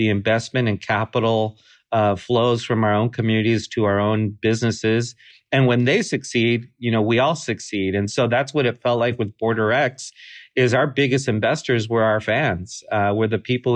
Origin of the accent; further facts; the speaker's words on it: United States; We're not Czech. We're not German. We're not English. We're not any of these things. We're Mexican American